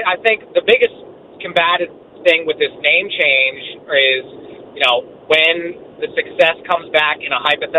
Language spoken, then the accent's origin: English; Washington, District of Columbia, United States; I'm 31 years old. I grew up in Washington, D.C. I'm an avid sports fan of this town.